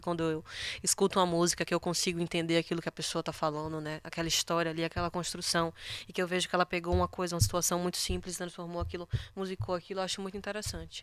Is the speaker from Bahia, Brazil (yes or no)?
yes; Bahia, Brazil